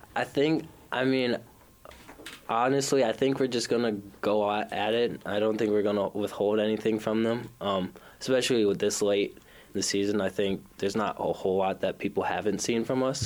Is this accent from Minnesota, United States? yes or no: yes; Minneapolis, Minnesota, United States; I am from South Minneapolis, so short drive here. Um, grew up in South Minneapolis.